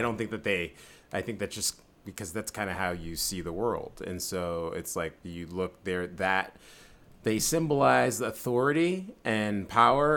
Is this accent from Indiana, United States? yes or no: no; San Francisco, California, United States; I'm from San Francisco